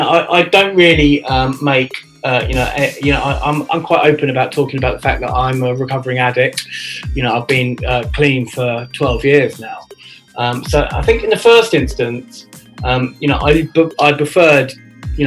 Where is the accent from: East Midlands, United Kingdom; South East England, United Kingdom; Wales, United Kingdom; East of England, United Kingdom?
South East England, United Kingdom; Reading; moved away as an adult; also born or lived in London; now in Reading, United Kingdom; I'm originally from Reading.